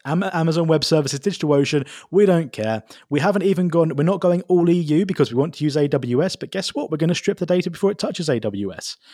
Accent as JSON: {"language": "English", "country": "United Kingdom", "moved": "yes", "said": "I am a British citizen"}